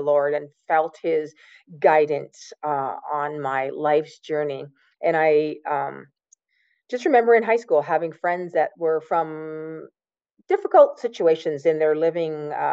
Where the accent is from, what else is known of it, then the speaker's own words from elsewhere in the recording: Woodslee, Ontario, Canada; I grew up in the county. I grew up in Woodsley, the big town of Woodsley in the county